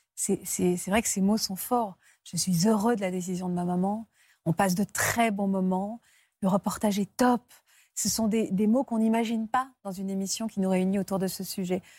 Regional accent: France; chez nous en France

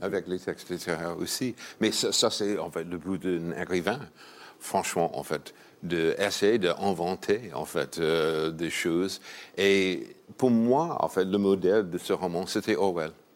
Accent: New York, United States; French is a second language; C'est New York, ma ville natale.

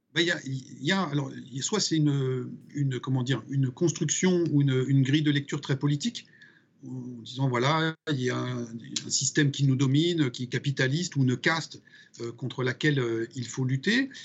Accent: Sarthe, Pays de la Loire, France; je suis originaire de la Sarthe

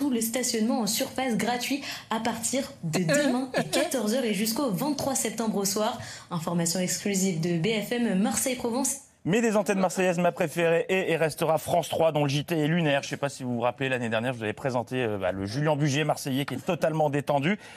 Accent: Belgium; Je suis belge et en Belgique, le rugby, ce n'est

